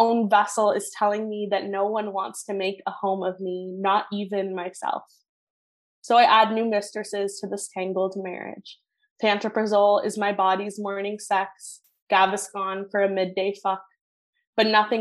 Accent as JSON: {"language": "English", "country": "Sri Lanka", "said": "I'm South Asian. I'm Tamil specifically. I'm from Sri Lanka."}